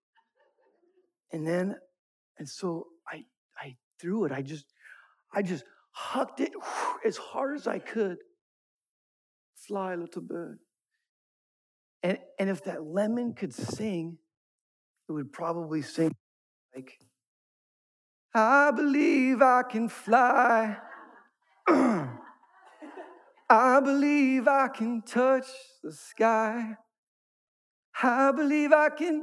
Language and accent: English; Thousand Oaks, California, United States; I grew up in Thousand Oaks